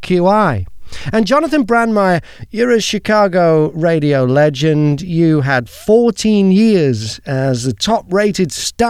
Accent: United Kingdom; moved away as an adult; also born or lived in Australia; I'm British

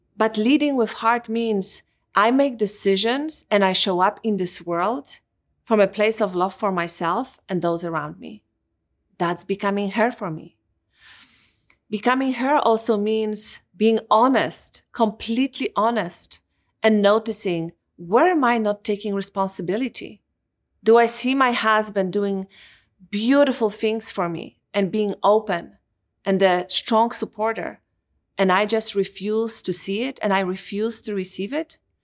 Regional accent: Poland; moved away; Growing up in Poland

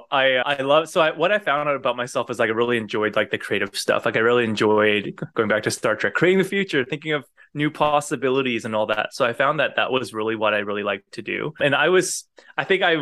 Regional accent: United States; born there; And because I was born in the States, I think that probably helped with me getting the role.

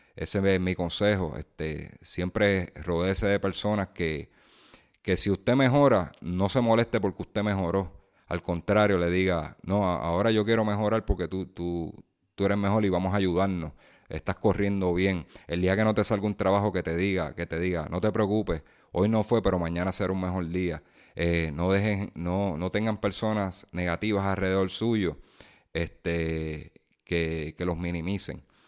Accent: Puerto Rico; nosotros como puertorriqueños

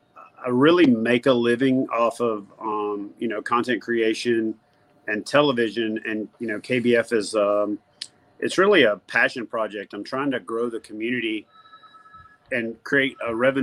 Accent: Louisiana, United States; also born or lived in Georgia / Norfolk, Virginia / Corpus Christi, Texas; now in White House, United States; I'm originally from Louisiana, lived in Georgia for a few years before I joined the Navy.

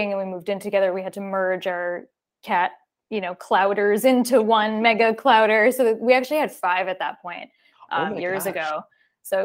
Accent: Long Island, New York, United States; also born or lived in Queens, New York City; now in New York City, United States; I was born in Queens, in Flushing. And then my parents moved us out to Long Island when I was about four. So that's where I grew up

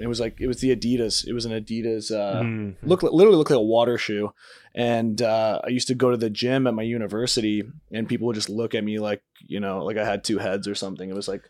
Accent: Canada; I grew up playing hockey till I was 19. I was in, I grew up in Canada.

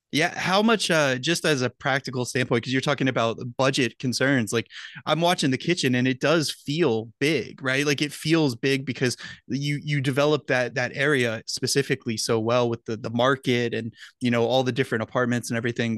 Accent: United States; just as a, a dumb American

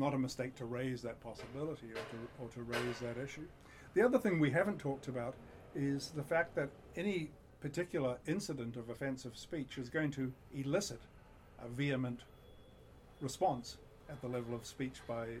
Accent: New Zealand; moved away; I grew up in New Zealand

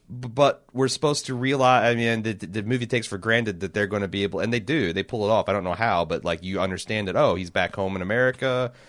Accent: Indiana, United States; we grew up in Indiana

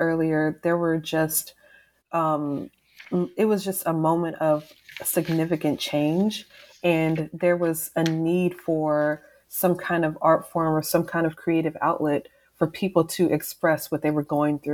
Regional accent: Texas, United States; also born or lived in East Coast; I'm from the South, I'm from Texas

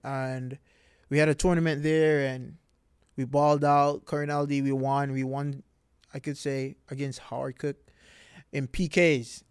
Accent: Montego Bay, Saint James, Jamaica; moved away as an adult; now in Florida, United States; I am from Jamaica

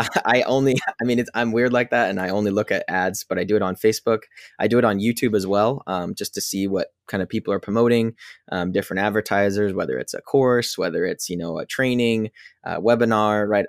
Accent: Pacific Northwest, United States; I'm from the Pacific Northwest

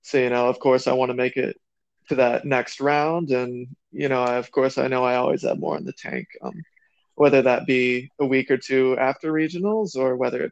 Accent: South Dakota, United States; I'm just I'm a kid from South Dakota now.

